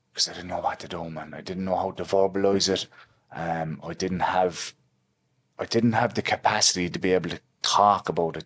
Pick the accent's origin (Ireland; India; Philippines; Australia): Ireland; Limerick, Munster; So I'm from Limerick City. I'm from the past side of Limerick City, actually.